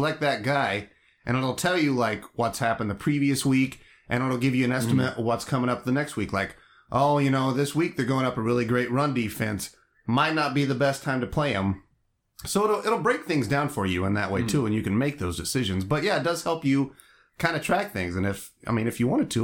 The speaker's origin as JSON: {"language": "English", "region": "Southern Indiana", "country": "United States", "said": "I'm from Southern Indiana"}